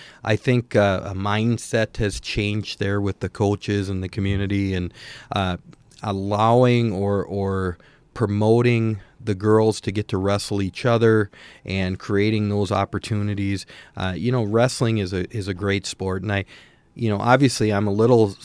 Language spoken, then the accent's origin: English; Staples, Minnesota, United States; growing up in Staples and watching Lynn's teams and stuff over there